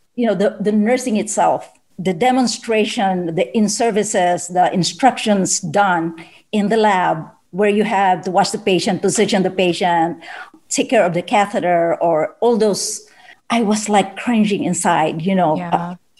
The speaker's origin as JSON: {"language": "English", "country": "Philippines", "said": "as a Filipino mother or parent"}